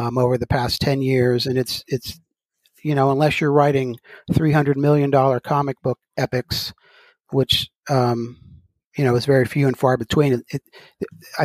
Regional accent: Gulf of Mexico, Gulf Coast, United States; I grew up on the Gulf of Mexico

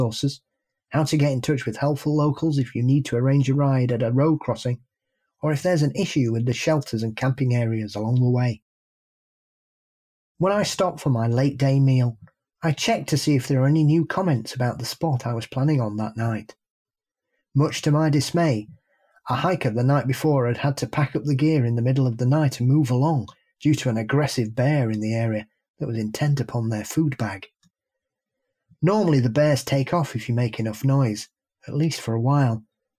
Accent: Massachusetts, United States; I grew up in the Hockamock area and still live in the Bridgewater Triangle area.

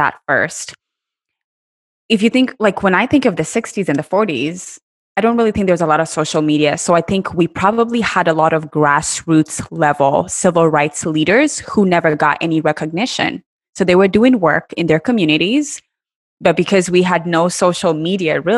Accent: Kenya; moved away as an adult; also born or lived in Iowa, United States; now in United States; I was born and raised in Kenya

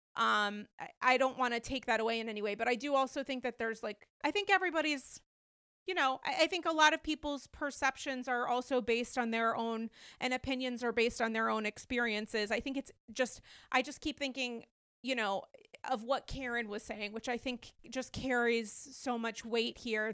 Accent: Rhode Island, United States; for many years growing up in Rhode Island

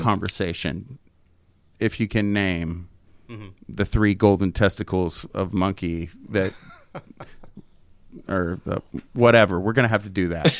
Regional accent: Tyler, Texas, United States; moved away; I'm in my hometown with my parents and my little girl, and I met them after church at this very very nice steakhouse in Tyler

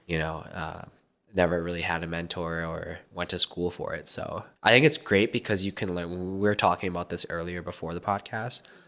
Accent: Minnesota, United States; moved away as an adult; now in Arizona, United States; I was born in Minnesota and just, you know, the usual immigrant kind of upbringing

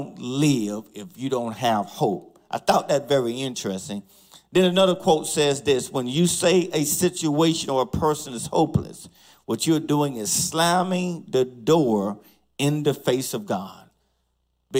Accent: College Park, United States; a family of mine, the Love family, who I grew up with in College Park

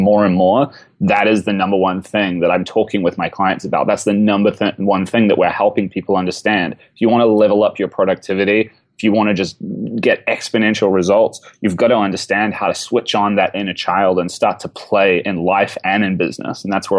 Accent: New Zealand; Oh, I'm from New Zealand. I was living in that part of the world

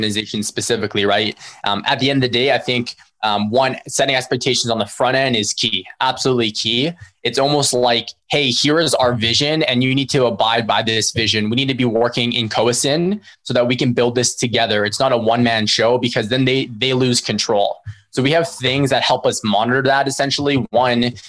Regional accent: Philippines; we're Filipino ourselves

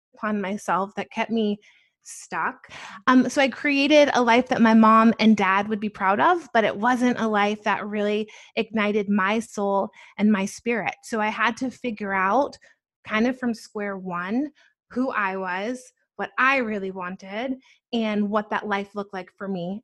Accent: Atlanta, Georgia, United States; also born or lived in New Jersey / New York City; I was born in New Jersey and I grew up there until about nine. And then ever since I've been living in Atlanta

